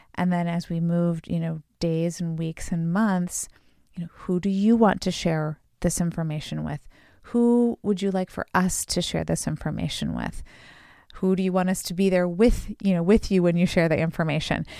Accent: Chicago, Illinois, United States; we're from the Chicago area

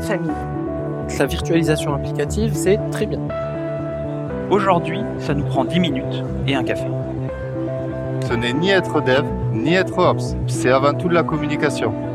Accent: Chartres, Centre-Val de Loire, France; je suis de Chartres

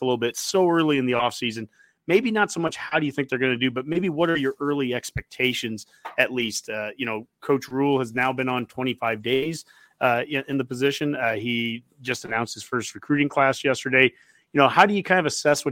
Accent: Columbus, Nebraska, United States; moved away; also born or lived in Lincoln, Nebraska; I grew up in Columbus and I've lived in Lincoln.

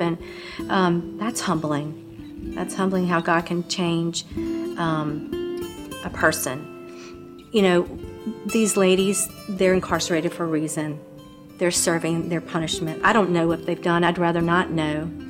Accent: Mississippi, United States; now in Louisiana, United States; I was born in Mississippi

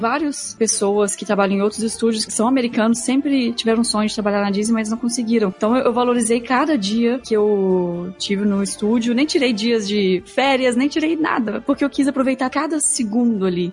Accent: Belo Horizonte, Minas Gerais, Brazil; moved away as an adult; also born or lived in Porto Alegre / Germany / United States; vim pra Porto Alegre, que eu sou de, de Belo Horizonte e vim morar aqui em Porto Porto Alegre

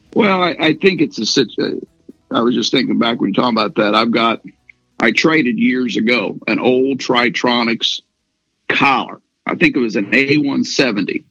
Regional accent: Missouri, United States; we're from Missouri

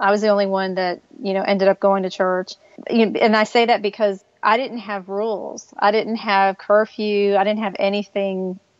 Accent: Miami, Florida, United States; moved away as an adult; also born or lived in Lynchburg, Virginia; now in Nashville, United States; I've lived here longer than I lived at home, which I was born and raised in Miami. Lived there the first 18 years of my life. And when I was in school, I went to a Christian school.

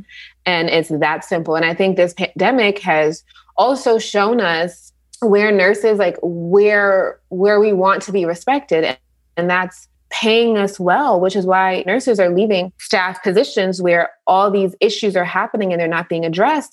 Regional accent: New York, United States; I grew up in New York

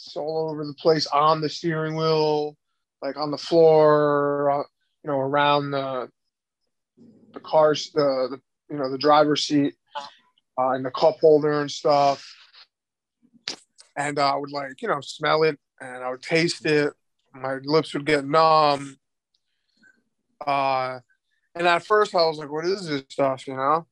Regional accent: Nassau County, Long Island, later Queens, New York, United States; I grew up in, for the first half of my life, in Nassau County in Long Island

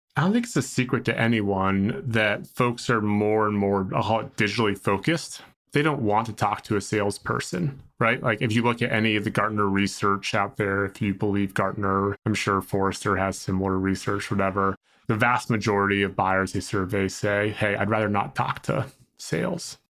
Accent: Boston, Massachusetts, United States; I'm from Boston

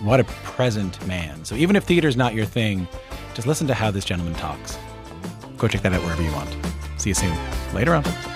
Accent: Newfoundland and Labrador, Canada; growing up in Newfoundland

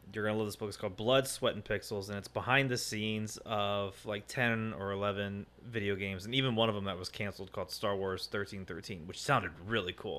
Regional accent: Springfield, United States; my hometown of Springfield

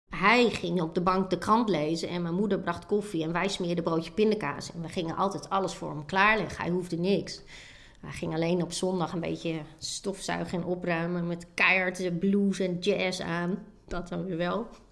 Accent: Sappemeer, Groningen, Netherlands; Sappemeer, een dorp in Oost-Groningen. Maar mijn ouders waren import

